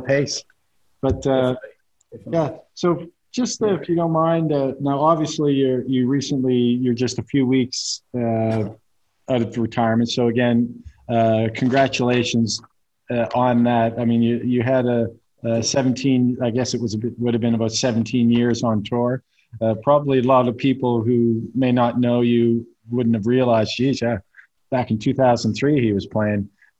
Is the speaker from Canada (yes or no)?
yes; Eastern Canada, Canada; I mean, I'm from Eastern Canada, so we don't have any pro sports teams.